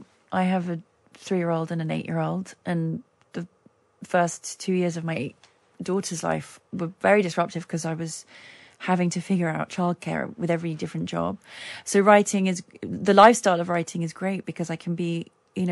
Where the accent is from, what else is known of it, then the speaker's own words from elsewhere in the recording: London, United Kingdom; moved away as an adult; now in Los Angeles, United States; this is home. I'm a Londoner, born and bred. I'll always be a Londoner.